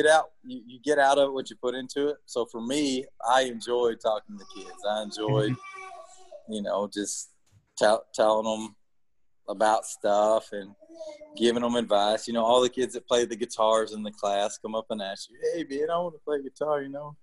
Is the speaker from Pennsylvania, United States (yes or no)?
no; Gilmer, Texas, United States; also born or lived in Nashville / Austin; we moved to Gilmer, which is my hometown area where I grew up